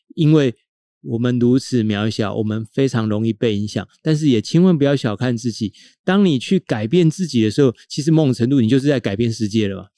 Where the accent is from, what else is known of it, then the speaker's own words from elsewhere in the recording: Tainan, Taiwan; moved away; 台南是我们的家乡